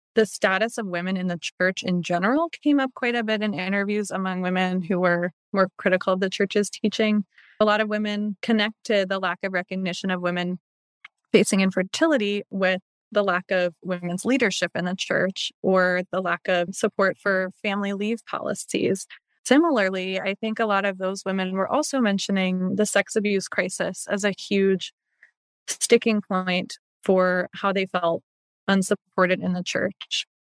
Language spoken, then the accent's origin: English; Baltimore, Maryland, United States; growing up in the Baltimore area, my church that my family went to had a female pastoral life director